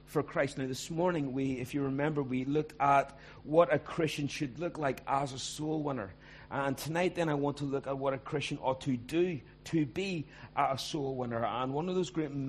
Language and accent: English; Ballymena, Northern Ireland, United Kingdom; also born or lived in Belfast; I grew up in Ballymena